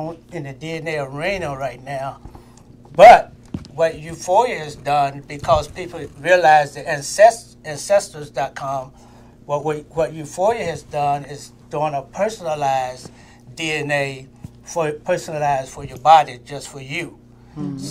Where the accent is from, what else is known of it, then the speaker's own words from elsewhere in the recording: North Carolina, United States; I grew up in North Carolina